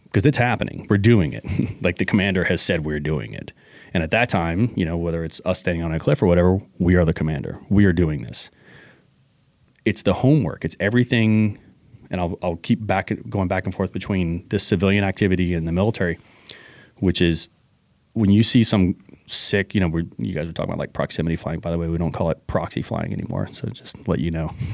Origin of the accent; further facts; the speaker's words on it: New Orleans, Louisiana, United States; now in Washington, United States; I'm originally from New Orleans